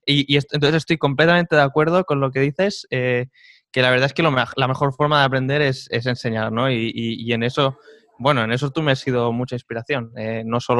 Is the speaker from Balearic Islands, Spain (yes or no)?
yes; Majorca, Balearic Islands, Spain; moved away as an adult; also born or lived in Seville, Spain; now in Žilina, Slovakia; Mallorquín, mallorquín puro.